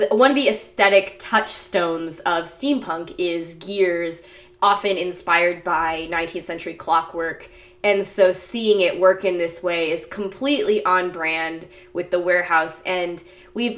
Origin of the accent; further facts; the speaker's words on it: Phoenix, Arizona, United States; I am from Phoenix. I have witnessed this drug drop, not as an involved participant, but just as someone who lived in a major city